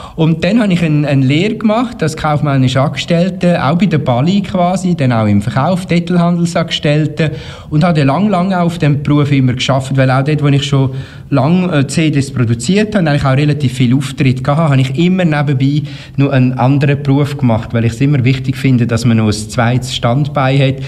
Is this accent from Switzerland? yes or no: yes; Uri, Switzerland; ich komme auch aus dem Kanton Uri